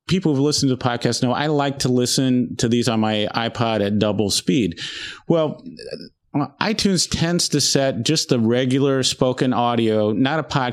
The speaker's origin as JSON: {"language": "English", "region": "Indiana", "country": "United States", "tie": "born or raised there", "said": "born and raised in Indiana"}